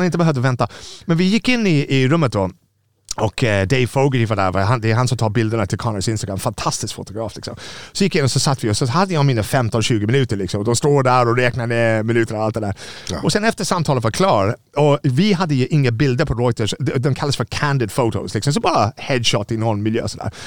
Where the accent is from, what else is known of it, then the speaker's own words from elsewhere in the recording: Ireland; Swedish is a second language; moved away as an adult; now in Sweden; När jag växte upp på, Irland var ett väldigt fattigt land 70-80-talet